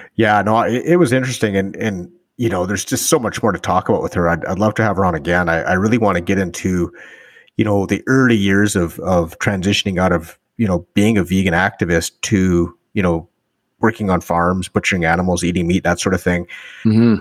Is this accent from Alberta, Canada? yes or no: yes; northern Alberta, Canada; I grew up in, in northern Alberta